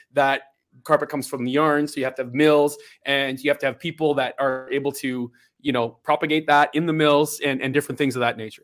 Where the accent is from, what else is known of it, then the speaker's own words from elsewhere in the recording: Belleville, Ontario, Canada; born and raised and born and bred in Belleville, Ontario.